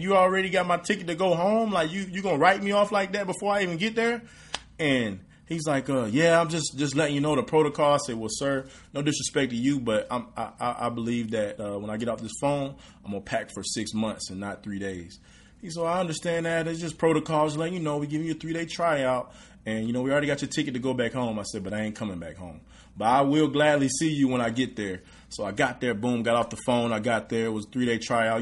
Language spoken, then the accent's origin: English; Redwater, Texas, United States; moved away as an adult; also born or lived in Texarkana, Arkansas; now in Houston, United States; Where I'm from is Redwater, Texas. Um, population about a thousand and nineteen people, literally in the woods, one stoplight